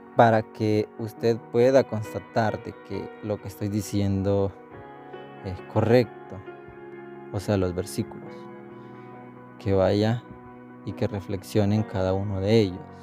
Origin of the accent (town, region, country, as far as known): El Salvador